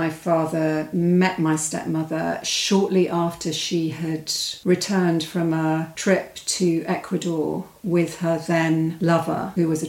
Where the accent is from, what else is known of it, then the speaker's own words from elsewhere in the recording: Stroud, South West England, United Kingdom; I grew up in the West Country in a place called Stroud